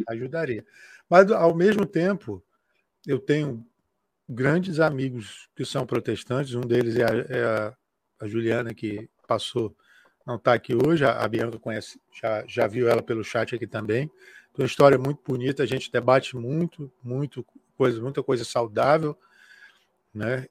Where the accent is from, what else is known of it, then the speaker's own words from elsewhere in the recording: Acre, Brazil; que eu sou do Acre